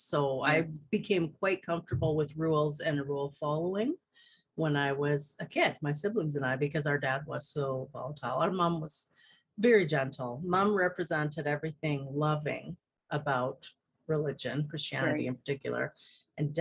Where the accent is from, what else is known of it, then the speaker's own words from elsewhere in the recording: Okanagan Valley, British Columbia, Canada; I live in British Columbia, and I was born and raised here in the Okanagan Valley.